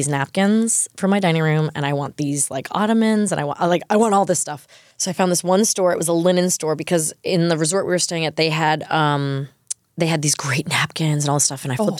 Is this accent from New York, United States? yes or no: yes; New York, United States; I think also growing up on the South Shore of Long Island, you're scared of horseshoe crabs.